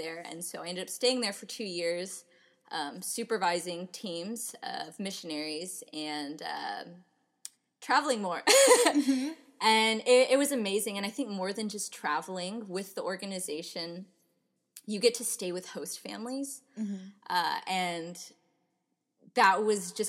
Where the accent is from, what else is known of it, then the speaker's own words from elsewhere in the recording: Houston, Texas, United States; I'm from the Houston area